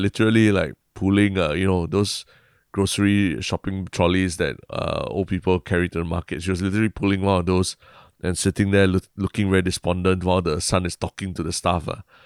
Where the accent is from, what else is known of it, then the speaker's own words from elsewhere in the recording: Singapore; a Singaporean